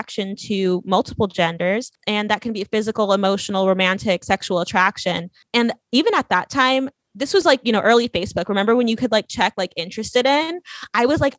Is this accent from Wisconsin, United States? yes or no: no; California, United States; moved away as an adult; also born or lived in Louisiana; I grew up in a very, very like open environment, just a bunch of hippies in California